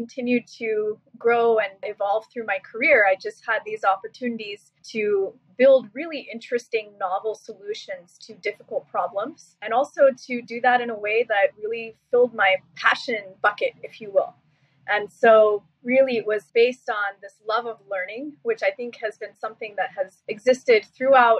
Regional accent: Seattle, Washington, United States; also born or lived in Silicon Valley; now in New York City, United States; I moved back to Seattle, my hometown

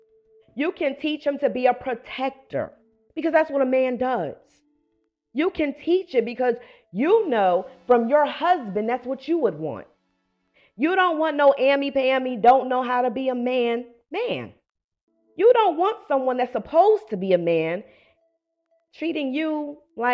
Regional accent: Paterson, New Jersey, United States; moved away as an adult; now in Atlanta, United States; I come from Paterson, New Jersey

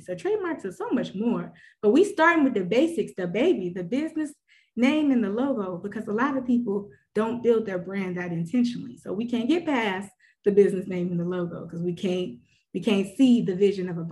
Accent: Birmingham, Alabama, United States; I hail from Birmingham, Alabama

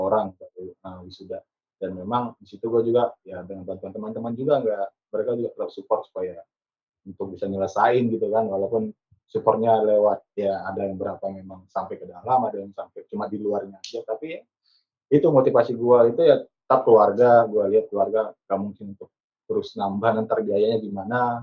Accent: Pematangsiantar, North Sumatra, Indonesia; moved away as an adult; also born or lived in Medan; now in Jakarta, Indonesia

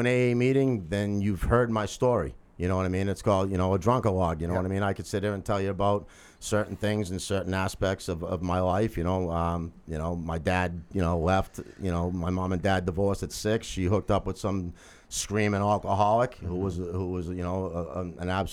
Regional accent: Lowell, Massachusetts, United States; born and raised in Lowell

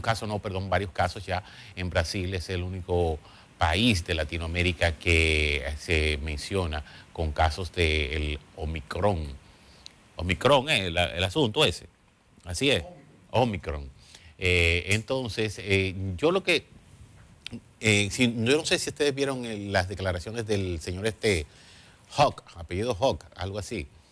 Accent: Dominican Republic; somos dominicanos

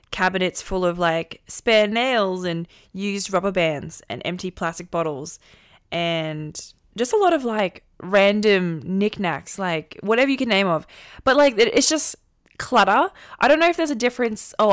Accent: Philippines; being Filipino and my mom always telling me, like, to be always grateful

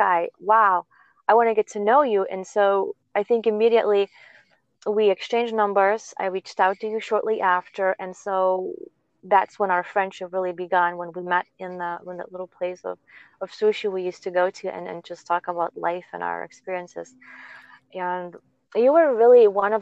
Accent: Lithuania; moved away; I'm from Lithuania

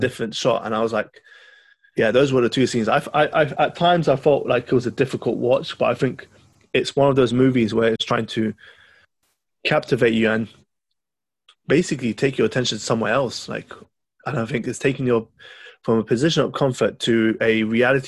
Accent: Lebanon; I'm from Lebanon

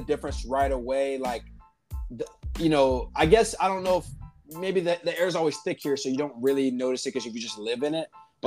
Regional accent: Florida, United States; we're from Florida

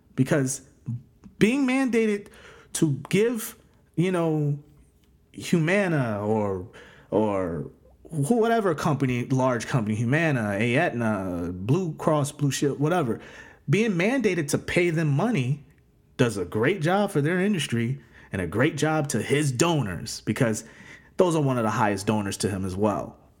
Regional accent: United States; we as American people

